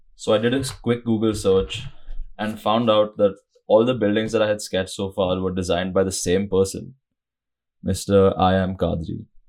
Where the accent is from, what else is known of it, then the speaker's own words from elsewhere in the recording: Mumbai, Maharashtra, India; moved away as an adult; I grew up in Mumbai a mega city on India's west coast